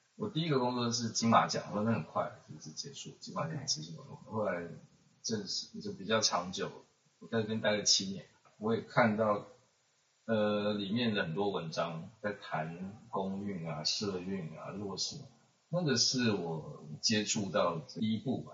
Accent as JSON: {"language": "Chinese", "country": "Taiwan", "said": "我们台湾人，我的同胞包括我自己"}